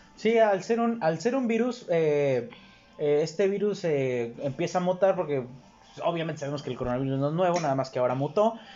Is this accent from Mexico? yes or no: yes; Mexico; como mexicano